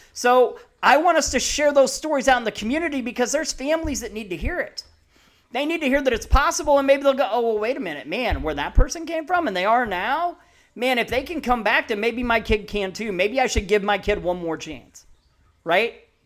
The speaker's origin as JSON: {"language": "English", "town": "Peoria", "region": "Illinois", "country": "United States", "tie": "born or raised there", "also_born_or_lived": "Missouri", "moved": "yes", "said": "I grew up ear, early childhood in Peoria"}